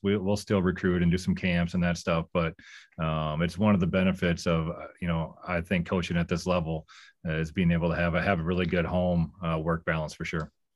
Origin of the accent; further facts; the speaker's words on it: North Liberty, Iowa, United States; moved away as an adult; now in Duluth, United States; I grew up in North Liberty. Uh, I was one of the original North Libertians.